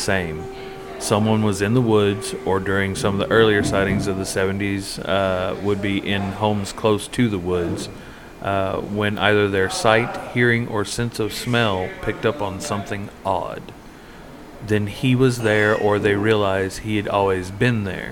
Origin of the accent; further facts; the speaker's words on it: South Carolina, United States; now in Tennessee, United States; I'm originally from South Carolina